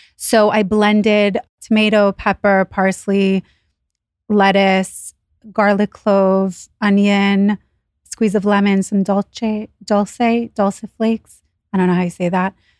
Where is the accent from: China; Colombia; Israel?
Israel; now in New York City, United States; I was born in Israel, so when we moved here